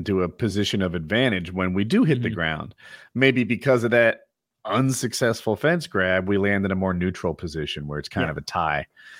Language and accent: English; Northeast, United States; I'm from the Northeast.